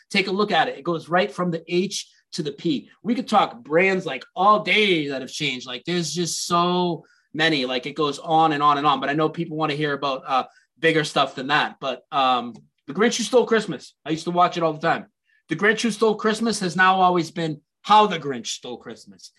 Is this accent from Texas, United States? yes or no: no; Lowell, Massachusetts, United States; Ed McMahon's from my hometown